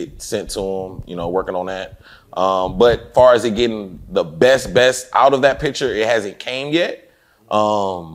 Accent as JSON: {"language": "English", "town": "Fort Worth", "region": "Texas", "country": "United States", "also_born_or_lived": "Dallas / Atlanta", "moved": "yes", "said": "I came from Fort Worth and then came to Dallas"}